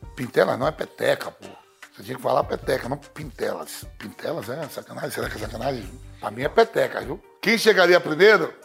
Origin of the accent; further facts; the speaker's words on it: Bahia, Brazil; minha conterrânea baiana